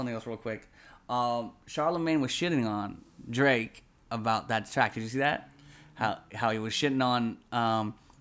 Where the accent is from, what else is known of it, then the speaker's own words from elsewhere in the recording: Philippines; I'm a Filipino. I married a Filipino girl